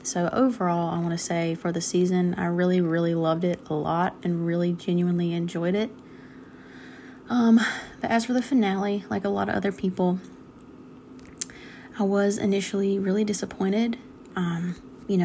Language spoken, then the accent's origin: English; North Carolina, United States; I am from North Carolina.